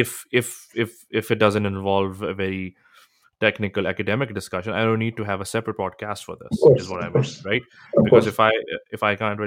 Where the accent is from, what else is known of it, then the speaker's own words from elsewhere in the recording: Pakistan; moved away; Growing up in Pakistan